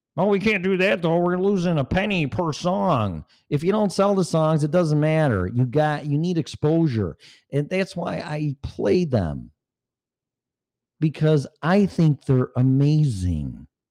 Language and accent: English; Streamwood, Illinois, United States; moved away as an adult; also born or lived in Park Ridge, Illinois / Davis Junction, Illinois / Algonquin, Illinois; now in Colorado, United States; I grew up in Streamwood, Schaumburg area, Elgin area